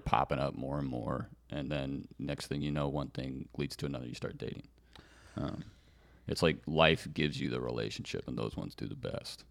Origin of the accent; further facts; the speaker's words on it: California, United States; moved away; my home state in California